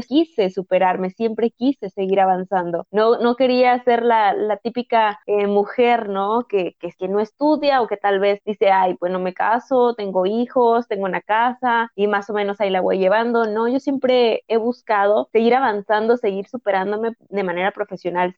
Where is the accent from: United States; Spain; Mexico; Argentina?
Mexico; Acapulco, Guerrero; soy originaria del puerto de Acapulco, en el estado de Guerrero, aquí en, México